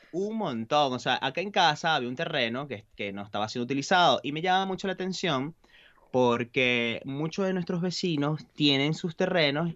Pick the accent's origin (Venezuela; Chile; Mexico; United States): Venezuela; Valencia, Carabobo; moved away as an adult; also born or lived in Buenos Aires, Argentina; now in Galicia, Spain; yo crecí en un apartamento en Valencia